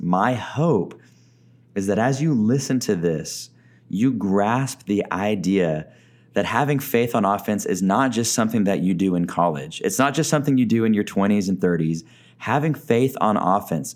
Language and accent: English; Texas, United States; also born or lived in Oklahoma / Arkansas; now in Tucson, United States; I grew up in Texas, lived in Oklahoma for a little bit of my life as well